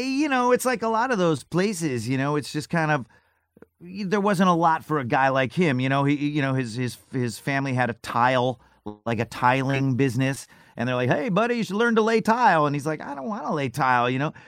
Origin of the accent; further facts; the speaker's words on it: Syracuse, New York, United States; moved away; I grew up in Syracuse, New York